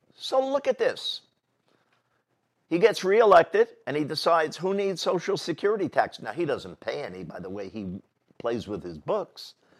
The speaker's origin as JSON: {"language": "English", "town": "New York City", "region": "New York", "country": "United States", "tie": "born or raised there", "said": "I was born in Manhattan, the center of our city"}